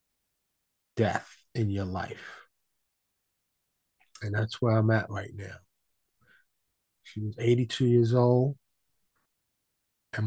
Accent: New York City, New York, United States; I was born and raised in New York City. In the streets, mostly Harlem and the Bronx

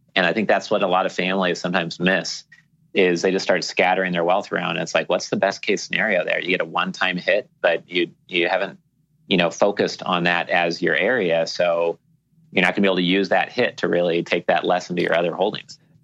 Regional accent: Portland, Oregon, United States; moved away as an adult; now in Key Biscayne, United States; all my friends and family growing up in Portland, Oregon

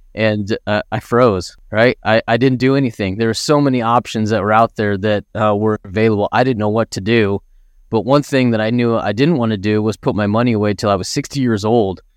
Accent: Idaho, United States; I grew up in Idaho, right? A small town in Idaho, grew up out in the country

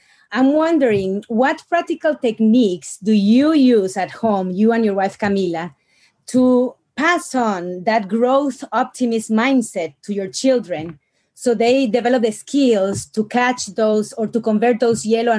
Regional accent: Dominican Republic; I was born and raised in the Dominican Republic.

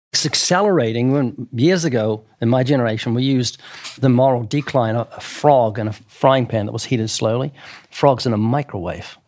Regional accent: New Zealand; now in United States; I'm from New Zealand. In New Zealand, I was brought up where the police had sticks.

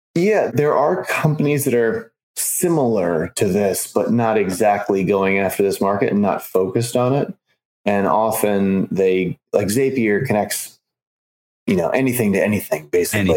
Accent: Chicago, Illinois, United States; I grew up in Chicago

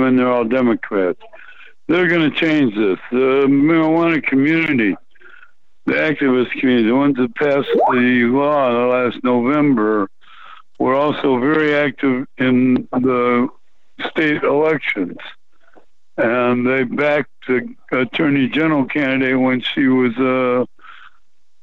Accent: Flint, Michigan, United States; my hometown of Flint, Michigan

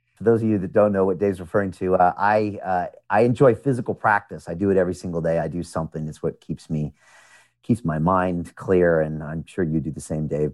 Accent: United States; moved away as an adult; also born or lived in Chicago / New York; now in London, United Kingdom; I am an American. I was born in America

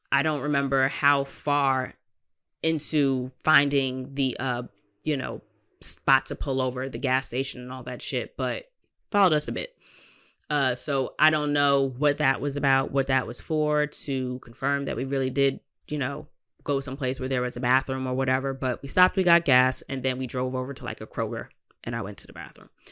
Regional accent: New York, United States; as a New Yorker

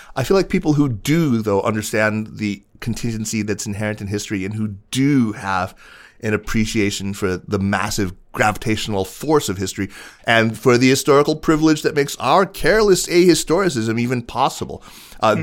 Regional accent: United States; I was born in the United States

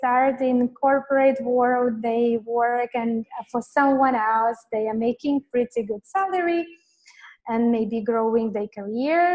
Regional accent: Latvia; moved away as an adult; now in Phnom Penh, Cambodia; originally I come from Latvia. It's a very small country in Europe. And this is where I was born. I have completed my university

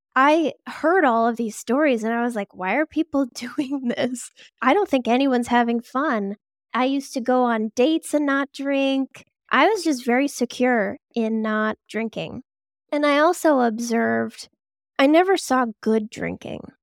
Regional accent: Boston, Massachusetts, United States; always from here. So, I grew up in the suburbs in the Boston area, and now I'm just a bit closer to Boston.

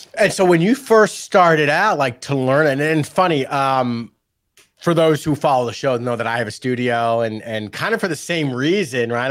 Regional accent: New York, United States; moved away; also born or lived in San Diego; I grew up in New York, and we had the Z Morning Zoo from Z one hundred

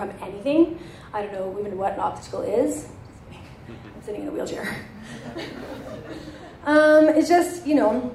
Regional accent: Edmonton, Alberta, Canada; growing up in Edmonton with brown skin

